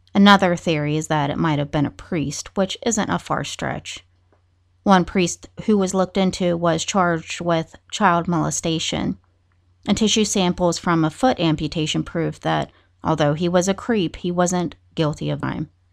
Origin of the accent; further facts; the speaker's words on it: West Virginia, United States; my home state of West Virginia